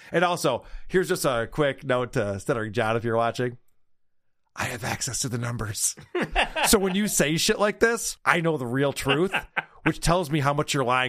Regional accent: Rochester, New York, United States; it's in my hometown.

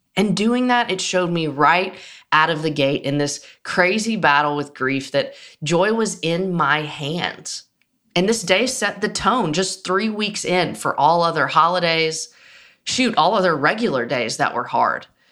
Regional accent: Nashville, Tennessee, United States; I grew up in Nashville.

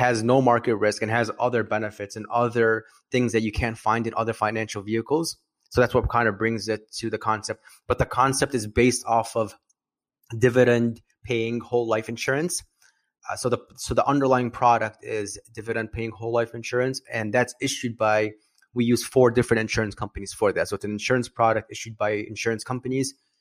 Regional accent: Chicago, Illinois, United States; I'm from Chicago, Illinois. I'm a financial planner

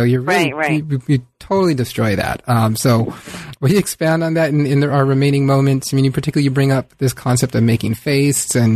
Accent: San Diego, California, United States; I grew up on the San Diego, the, you know, Southern California-Mexico mm-hmm. border

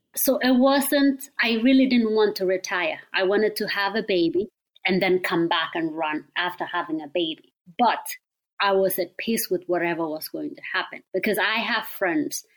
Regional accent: Kenya; moved away as an adult; now in Eugene, United States; I grew up in Kenya.

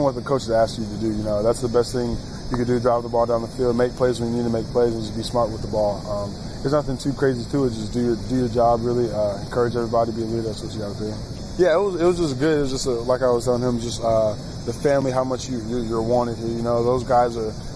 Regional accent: Las Vegas, Nevada, United States; now in Houston, United States; I'm from Las Vegas, so I'm a city boy

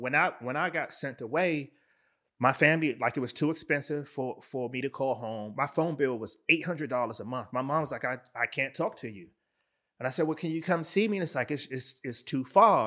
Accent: Washington, District of Columbia, United States; now in Baltimore, United States; I was born and raised in Washington, D C.

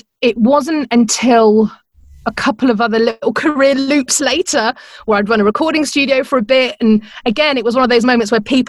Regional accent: Uppingham, East Midlands, United Kingdom; moved away as an adult; also born or lived in Oakham; now in Phoenix, United States; I grew up in the Midlands in a little town called Uppingham, which is kind of halfway between Leicester and Peterborough

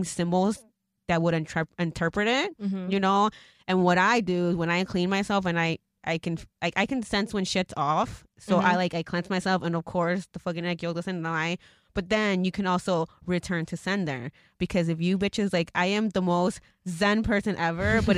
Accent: Mexico; moved away; I'm also from Mexico, you know, and that's where I came from

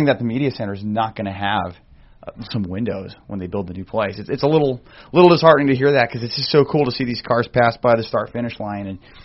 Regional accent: Grants, New Mexico, United States; I'm originally from Grants, New Mexico. It's a small town west of Albuquerque

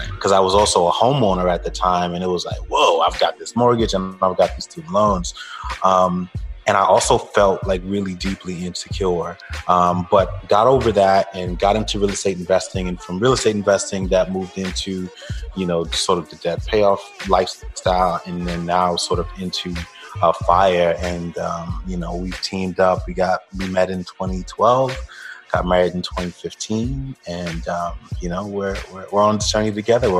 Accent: Brooklyn, New York, United States; now in Atlanta, United States; I'm originally from Brooklyn, New York. By way of Jamaica. Both of my parents, my entire family is from Jamaica.

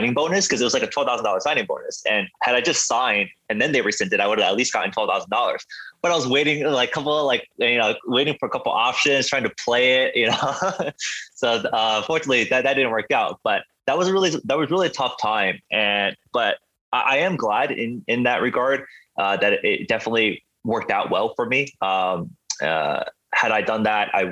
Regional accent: Lake Hiawatha, New Jersey, United States; moved away as an adult; So I grew up in New Jersey, northern New Jersey.

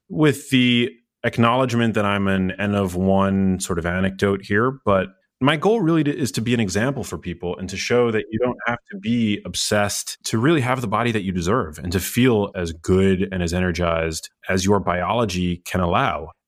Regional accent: New York City, New York, United States; I grew up in New York City

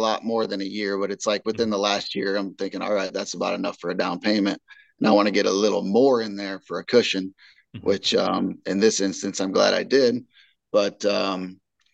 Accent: Indiana, United States; moved away as an adult; now in St. Louis, United States; I'm from Indiana, and you know, family and friends that I grew up hunting with and stuff still live in Indiana

